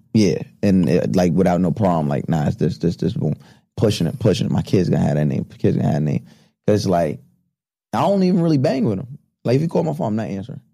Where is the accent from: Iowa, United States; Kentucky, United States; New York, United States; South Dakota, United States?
New York, United States; Long Island; also born or lived in Deer Park; growing up on Long Island